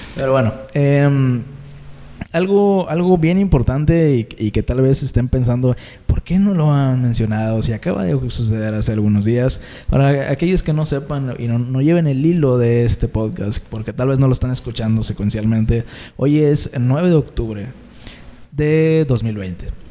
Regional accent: Tampico, Tamaulipas, Mexico; somos oriundos de, de Ciudad Tampico, Tamaulipas

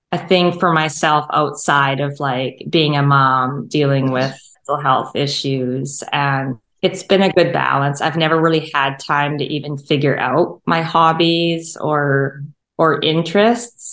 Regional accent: St. Albert, Alberta, Canada; also born or lived in Edmonton, Canada; I grew up in St. Albert

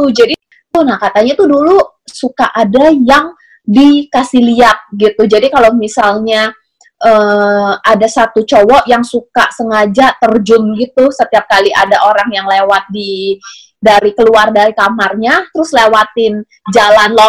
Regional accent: Indonesia; karena kita orang Indo kali ya jadi lebih berasa kalau misalnya ngomongin kayak tentang cerita-cerita kayak gini

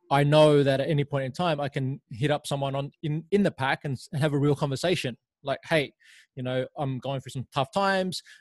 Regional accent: Laos; born there; I was born in Laos and um, spent some time there after my mother passed away

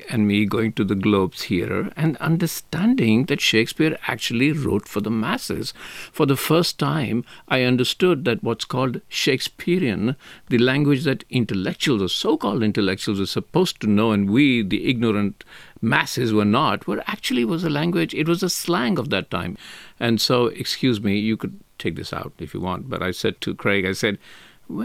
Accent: Mumbai, Maharashtra, India; I come from Mumbai

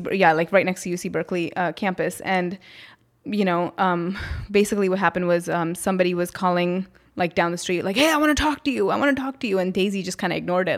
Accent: North India, India; I'm from North India

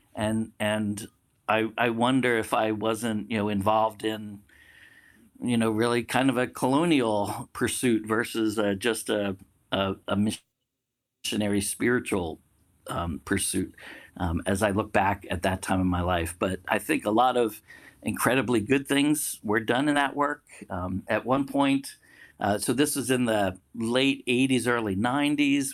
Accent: outside of Philadelphia, Pennsylvania, United States; moved away as an adult; also born or lived in China; I was born and raised outside of Philadelphia

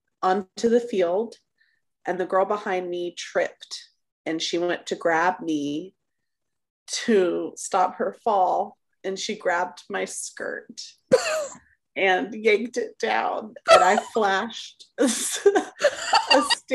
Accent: Texas, United States; When I was in high school, I was on a dance squad, and I live in Texas. So, you know, Texas football is king

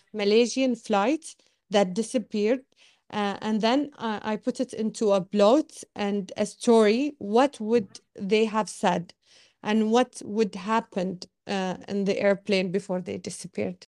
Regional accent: Bahrain; also born or lived in Australia; I was born in Bahrain and raised in Bahrain, but, and lived my whole life in Bahrain, um, but except for five years where I studied abroad in Australia.

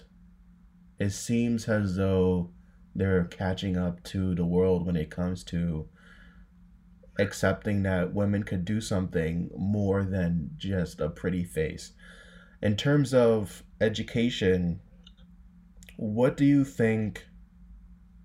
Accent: United States; Me being an American

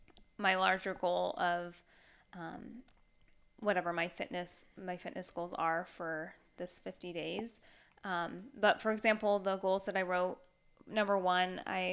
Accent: Pacific Northwest, United States; but I'm from the Northwest.

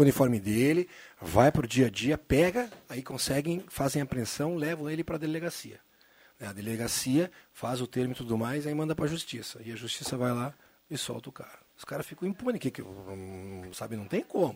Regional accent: Caxias do Sul, Rio Grande do Sul, Brazil; moved away; also born or lived in Santa Cruz do Sul; minha família é de Caxias, morou, eu nasci lá

